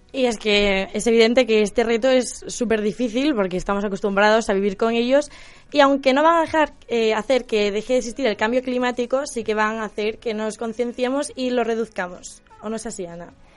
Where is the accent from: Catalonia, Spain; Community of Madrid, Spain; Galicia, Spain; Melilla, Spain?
Galicia, Spain; mi tierra